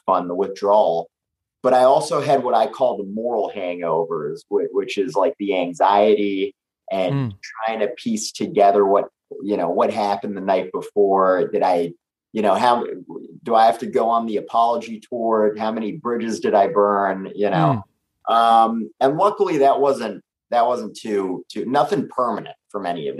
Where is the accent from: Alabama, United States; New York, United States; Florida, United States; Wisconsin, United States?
New York, United States; New York City; we're both New York guys. I think it's something growing up in the city